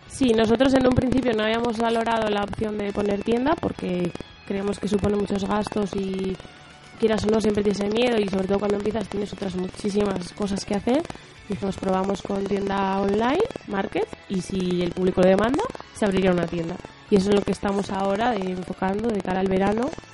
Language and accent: Spanish; Laredo, Cantabria, Spain; al ser de aquí me supone menos esfuerzo y darme a conocer en mi tierra también me incentiva más